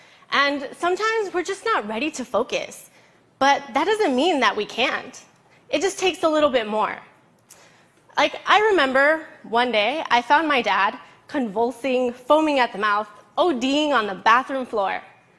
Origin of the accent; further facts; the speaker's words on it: Los Angeles, California, United States; I grew up in East Los Angeles, not even realizing I was poor.